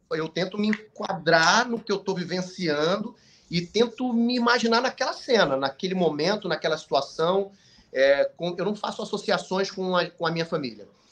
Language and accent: Portuguese; Manaus, Amazonas, Brazil; quando eu era pequeno em Manaus